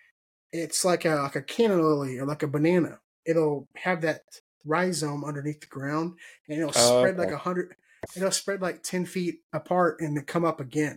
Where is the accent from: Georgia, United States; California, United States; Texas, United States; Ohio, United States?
Texas, United States; I'm from Texas